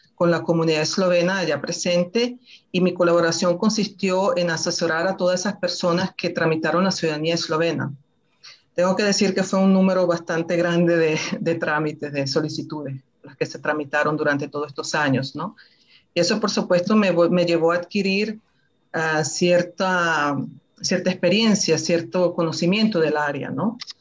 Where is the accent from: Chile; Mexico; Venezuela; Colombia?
Venezuela; moved away as an adult; now in Novo Mesto, Slovenia; yo en realidad nací en Venezuela.